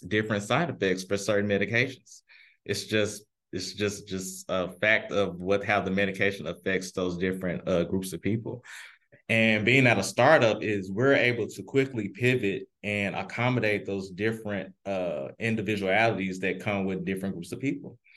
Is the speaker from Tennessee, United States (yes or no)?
yes; Memphis, Tennessee, United States; now in St. Louis, United States; I am originally from Memphis, Tennessee